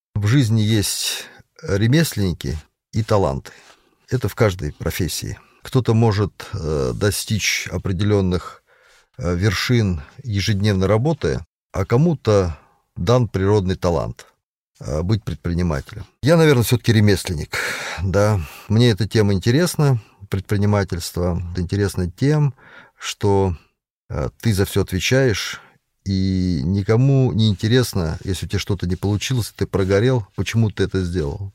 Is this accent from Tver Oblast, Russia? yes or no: yes; Konakovo, Tver Oblast, Russia; also born or lived in Balakovo, Saratov Oblast; Родился я в Балаково Саратовской области с восьмого августа тысяча девятьсот восьмидесятого года, житель города Конакова.